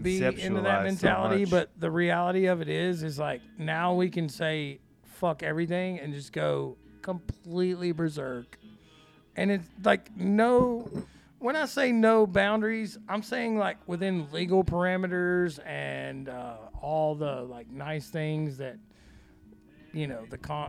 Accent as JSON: {"language": "English", "region": "Florida", "country": "United States", "said": "You're like, bitch, I'm from Florida."}